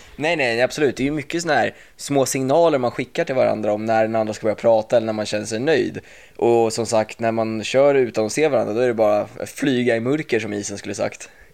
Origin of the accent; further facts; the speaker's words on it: Åkersberga, Stockholm County, Sweden; moved away as an adult; now in United States; Jag är 23 år från Åkersberga